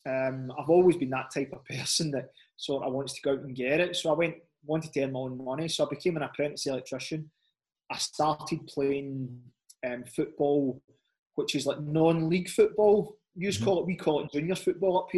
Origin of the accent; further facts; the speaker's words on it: Scotland, United Kingdom; moved away; growing up in Scotland